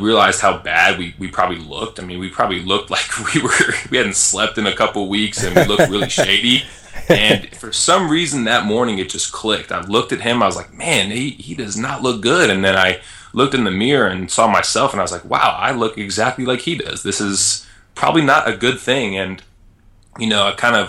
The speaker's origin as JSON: {"language": "English", "town": "Las Vegas", "region": "Nevada", "country": "United States", "tie": "born or raised there", "also_born_or_lived": "Illinois", "moved": "yes", "said": "I grew up in Las Vegas"}